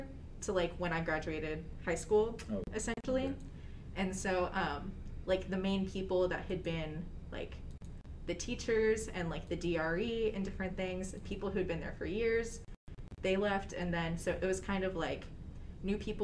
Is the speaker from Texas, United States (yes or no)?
yes; Fort Worth, Texas, United States; I'm from the Fort Worth Diocese, so we do our confirmation our sophomore year